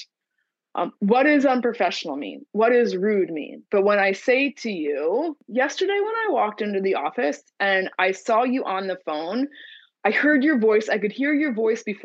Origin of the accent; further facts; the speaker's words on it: New Jersey, United States; I'm from New Jersey.